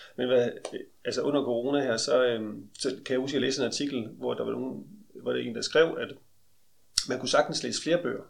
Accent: Aarhus, Central Denmark Region, Denmark; Jeg kommer fra Aarhus

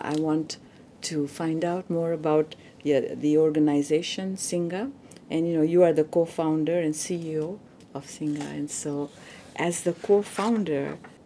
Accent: Uganda; moved away; I'm a refugee from Uganda

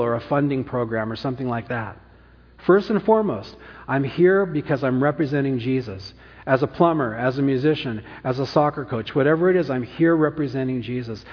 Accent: Orange County, California, United States; also born or lived in San Francisco; now in Napa, United States; I'm born, I was born in San Francisco, grew up in Orange County, lived back in Napa since 1991

